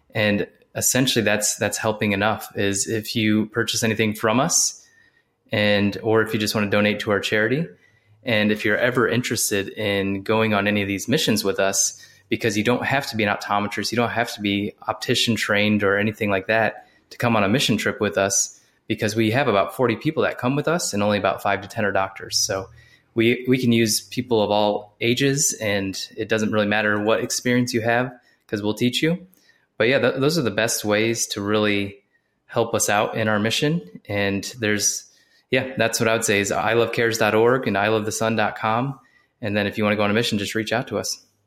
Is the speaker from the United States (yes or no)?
yes; Ohio, United States; moved away as an adult; also born or lived in Columbus, Ohio; now in South Carolina, United States; I'm from Ohio originally. I'm down in South Carolina now